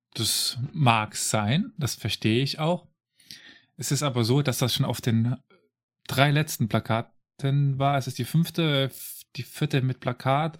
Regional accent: Saarland, Germany; ich komme aus dem Saarland

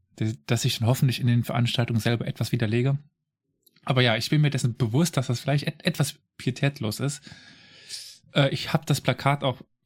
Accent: Saarland, Germany; ich komme aus dem Saarland

